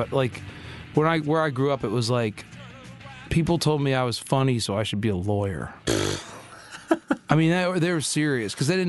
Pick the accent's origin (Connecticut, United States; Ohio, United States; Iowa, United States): Connecticut, United States; moved away as an adult; I grew up in Connecticut